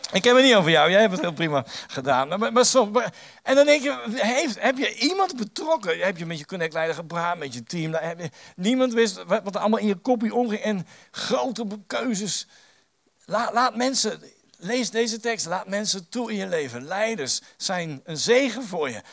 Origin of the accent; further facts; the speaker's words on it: The Hague, South Holland, Netherlands; ik kom uit Den Haag en reken maar, dat is een stad vol met meningen